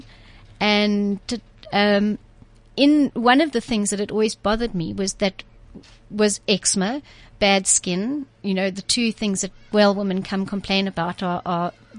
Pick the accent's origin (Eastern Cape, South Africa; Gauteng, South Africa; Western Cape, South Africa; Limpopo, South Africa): Western Cape, South Africa; Cape Town; also born or lived in Zimbabwe; I'm from Cape Town. I was born in Zimbabwe, proudly